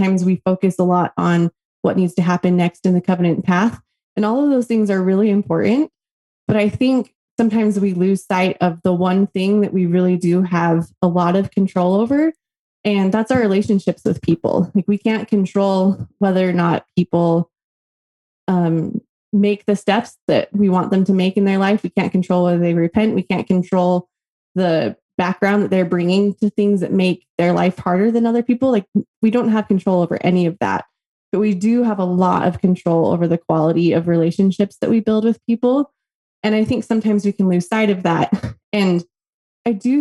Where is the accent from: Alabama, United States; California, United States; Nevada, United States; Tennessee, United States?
Nevada, United States; Las Vegas; now in Tucson, United States; I grew up in Las Vegas, Nevada